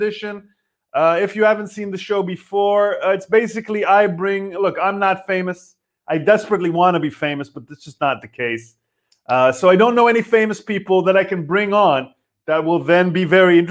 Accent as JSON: {"language": "English", "country": "Israel", "moved": "yes", "lives_now": "Berlin, Germany", "said": "I'm from Israel."}